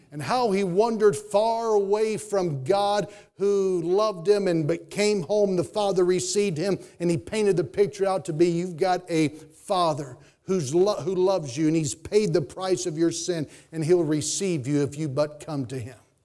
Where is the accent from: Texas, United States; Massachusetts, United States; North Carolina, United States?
North Carolina, United States; Statesville; I grew up in Statesville, North Carolina.